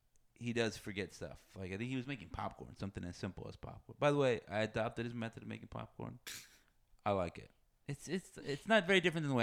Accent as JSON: {"language": "English", "region": "Texas", "country": "United States", "tie": "born or raised there", "said": "I grew up in Texas."}